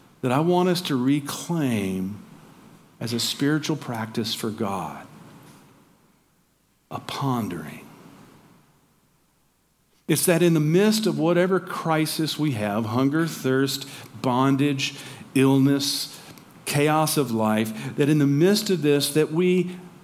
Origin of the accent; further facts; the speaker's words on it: Georgia, United States; moved away; also born or lived in Tacoma, Washington; I'm from Georgia. I'm a Southerner